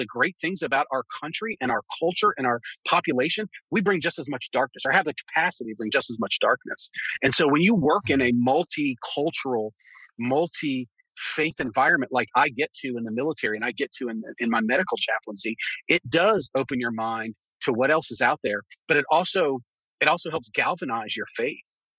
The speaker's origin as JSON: {"language": "English", "country": "United States"}